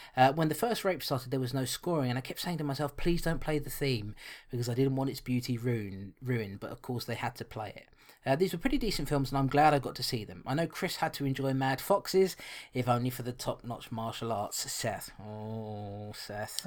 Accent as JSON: {"language": "English", "region": "London", "country": "United Kingdom", "tie": "born or raised there", "said": "I was born and bred in London"}